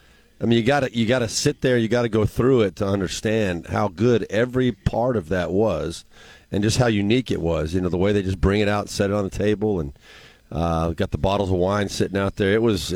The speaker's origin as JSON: {"language": "English", "region": "Southern California", "country": "United States", "tie": "born or raised there", "said": "I grew up in Southern California"}